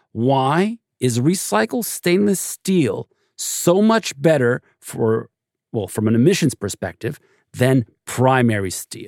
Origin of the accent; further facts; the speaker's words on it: Montreal, Quebec, Canada; including my hometown of Montreal